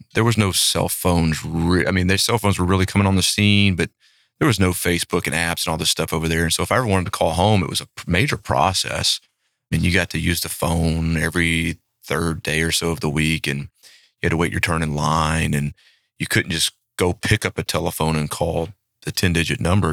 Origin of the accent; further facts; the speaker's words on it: Shreveport, Louisiana, United States; moved away as an adult; now in Flower Mound, Texas, United States; we grew up in the same town. Now, we didn't know each other growing up in that town of Shreveport, Louisiana.